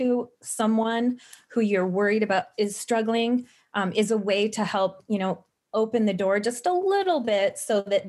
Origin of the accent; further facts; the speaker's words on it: Midwest, United States; I'm from the Midwest and I'm Midwestern nice